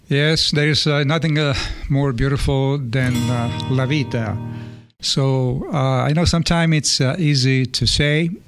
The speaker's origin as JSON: {"language": "English", "region": "Sicily", "country": "Italy", "moved": "yes", "said": "I'm from Sicily, and we all speak different dialects"}